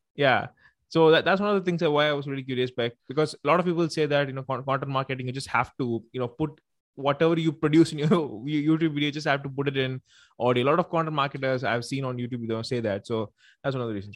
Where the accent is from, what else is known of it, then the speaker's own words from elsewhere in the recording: Tamil Nadu, India; I'm mm. from uh, you know India. I'm from Tamil Nadu actually, so I speak Tamil and everything